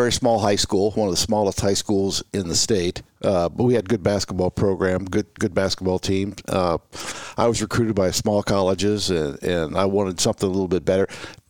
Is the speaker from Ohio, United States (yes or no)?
yes; Marietta, Ohio, United States; I was born in Marietta, Ohio, first settlement in the Northwest Territory.